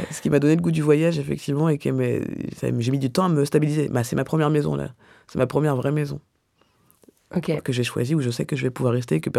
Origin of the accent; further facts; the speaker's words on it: Clichy, Île-de-France, France; born there; Alors, je suis née à Clichy, mais j'ai grandi partout.